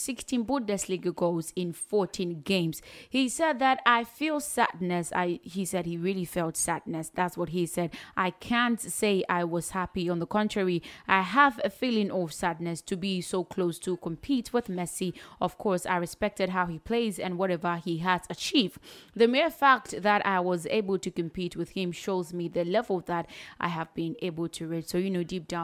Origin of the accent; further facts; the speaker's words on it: Ghana; as a Ghanaian